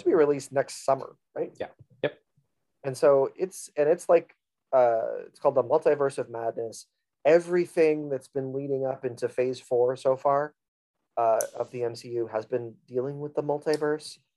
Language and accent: English; South Florida, United States; I am from South Florida